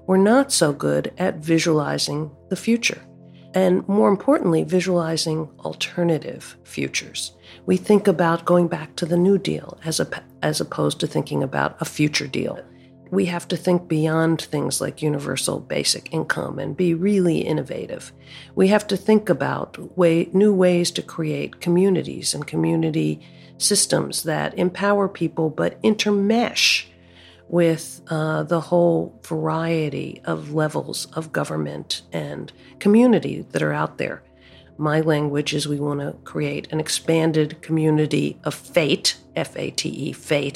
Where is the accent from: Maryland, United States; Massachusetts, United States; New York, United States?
Maryland, United States; Baltimore; I grew up in Baltimore, which was an incredibly racially segregated city